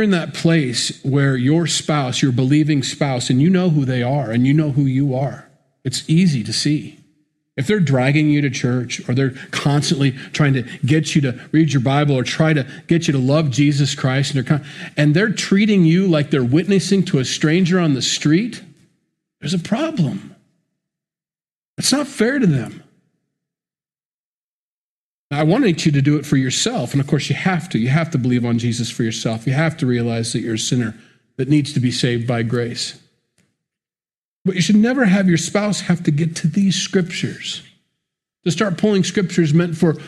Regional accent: United States; I'm an American. I grew up in the church.

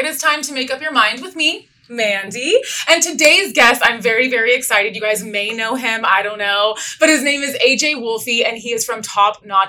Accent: Inland Empire, California, United States; I'm from the IE. I'm from 909.

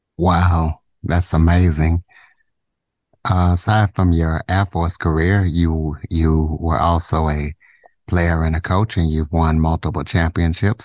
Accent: Southwest Louisiana, United States; also born or lived in Ruston, Louisiana / Monroe, Louisiana / DeRidder, Louisiana; I am from Southwest Louisiana

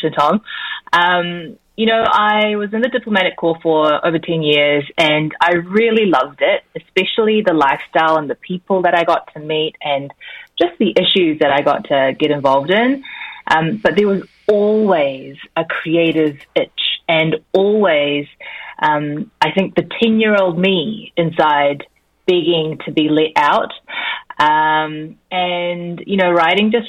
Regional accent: New Zealand; accent: Kiwi; also born or lived in Korea; So I was born in Korea and raised in New Zealand

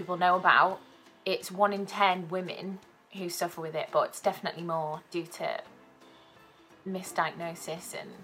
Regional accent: South Wales, United Kingdom; moved away as an adult; now in Manchester, United Kingdom; I'm originally from South Wales

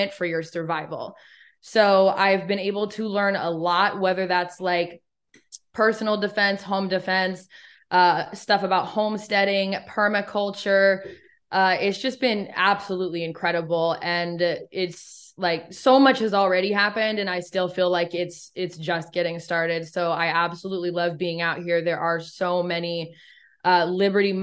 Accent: Eugene, Oregon, United States; moved away as an adult; also born or lived in Los Angeles, California; now in Nashville area, Tennessee, United States; I am from Eugene.

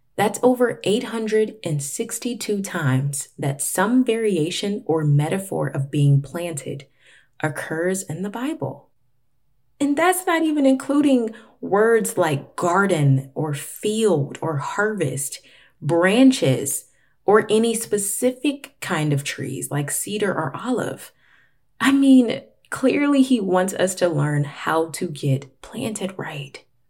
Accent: Florida, United States; now in Atlanta, United States; Florida, which is where I'm actually from. I currently live in Atlanta, but I was born in Florida

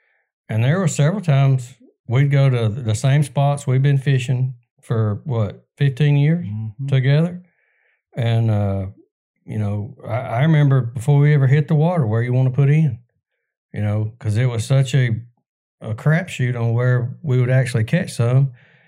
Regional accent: Alabama, United States; I grew up out in Cleburne County

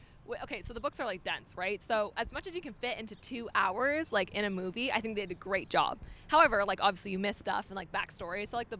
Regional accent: Toronto, Ontario, Canada; I'm not gonna lie. I'm from Toronto, so

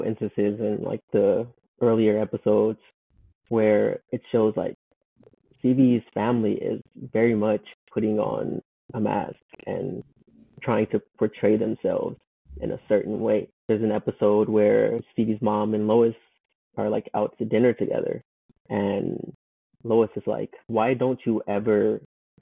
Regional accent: Compton, California, United States; I'm from Compton

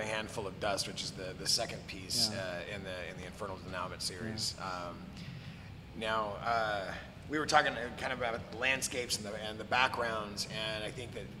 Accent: Bakersfield, California, United States; I grew up in a shithole in Bakersfield, yeah. California

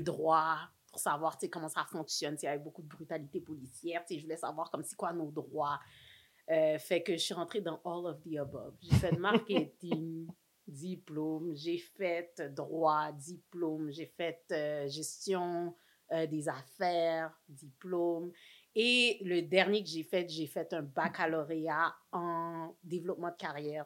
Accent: Montreal, Quebec, Canada; je suis née à Saint-Michel. Represent. Born and raised à Saint-Michel.

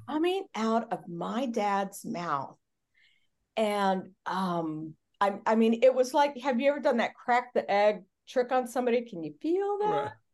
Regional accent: Charleston, Illinois, United States; moved away; also born or lived in Sacramento; I was born in Charleston, Illinois in December

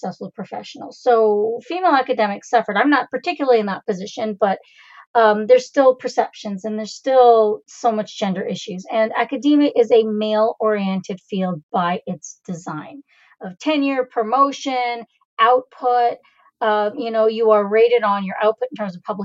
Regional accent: Canada; I was born and raised in Canada

